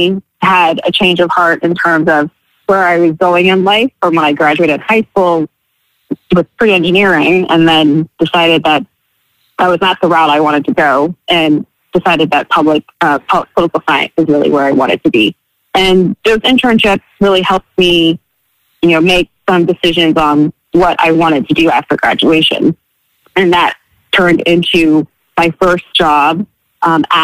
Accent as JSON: {"language": "English", "area": "Prince George's County", "region": "Maryland", "country": "United States", "tie": "born or raised there", "also_born_or_lived": "Vietnam", "said": "I grew up in Prince George's County, went to Oxmoor High School in Maryland"}